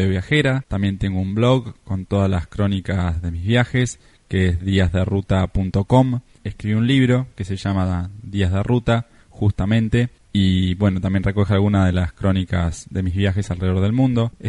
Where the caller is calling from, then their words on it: Argentina; Hola chicos … desde Argentina, me gusta mucho viajar, estuve en más de 40 países